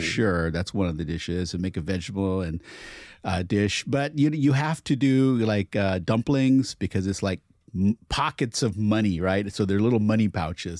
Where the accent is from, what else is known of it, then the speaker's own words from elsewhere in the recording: Portland, United States; growing up in Portland, there wasn't a huge Chinese community